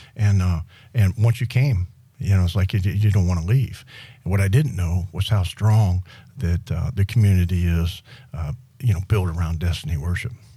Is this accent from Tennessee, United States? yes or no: no; Western Pennsylvania, United States; moved away as an adult; now in Miramar Beach, United States; when I came out of high school in, from Western Pennsylvania